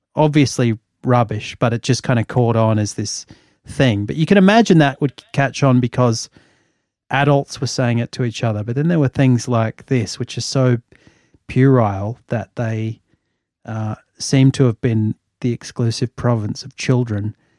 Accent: Australia; like me, had grown up in Australia for the most part

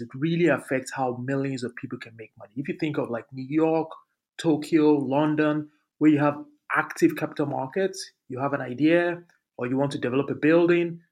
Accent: Lagos, Nigeria; moved away; also born or lived in Abuja; I grew up in Lagos in one of in the slums in Lagos

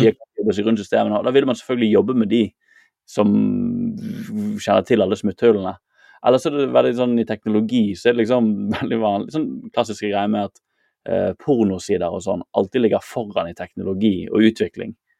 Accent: Bergen, Vestland, Norway; der jeg vokste opp i Bergen

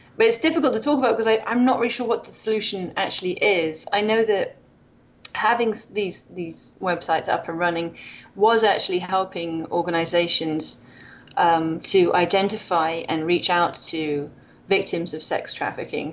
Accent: Wales, United Kingdom; moved away as an adult; now in Loma Linda, United States; I'm from Wales

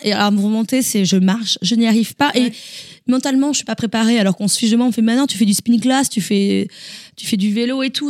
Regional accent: France; moved away as an adult; now in Boston, United States; En tant que bonne française

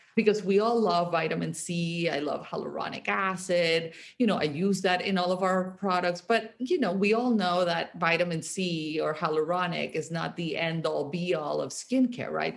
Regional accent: Barranquilla, Atlántico, Colombia; moved away; I grew up in Colombia. I grew up in Barranquilla, which uh, it's like a coastal town

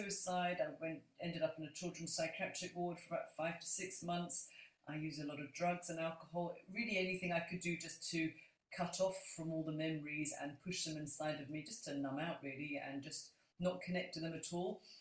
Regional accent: London, United Kingdom; now in Scotland, United Kingdom; I'm a Londoner, even though I live in Scotland

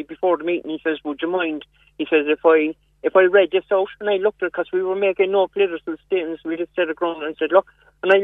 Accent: Cork, Munster, Ireland; I'm from Cork City.

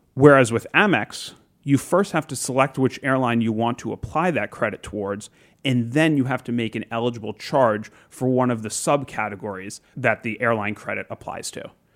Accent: South Florida, United States; moved away; I grew up in South Florida

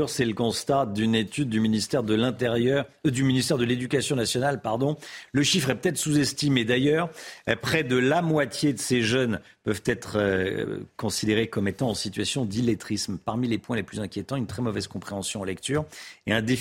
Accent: the South, France; Je viens du Sud.

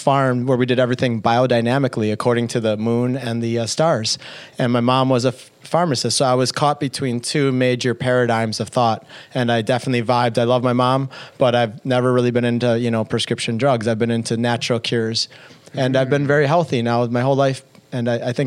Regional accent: Madison, Wisconsin, United States; She worked at the same hospital for 35 years, the same one I was born in Madison, Wisconsin, St. Mary's

